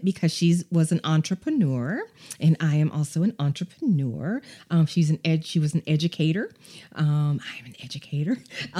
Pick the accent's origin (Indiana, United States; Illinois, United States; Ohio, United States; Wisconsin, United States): Illinois, United States; I'm also from Illinois.